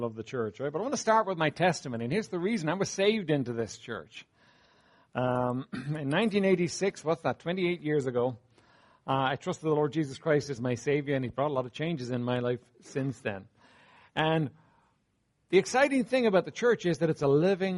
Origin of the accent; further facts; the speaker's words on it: Dublin, Leinster, Ireland; I was raised here in Dublin, raised in Walkinstown, not far from here.